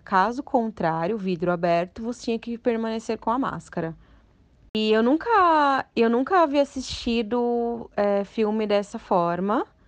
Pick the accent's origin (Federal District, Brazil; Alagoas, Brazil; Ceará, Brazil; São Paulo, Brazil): São Paulo, Brazil; Santo André; eu sou de Santo André